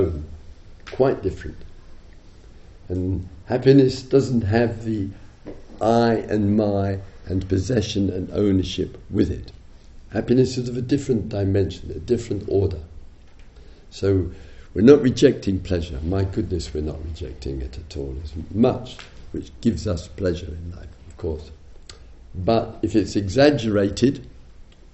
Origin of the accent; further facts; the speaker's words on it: England, United Kingdom; I'm English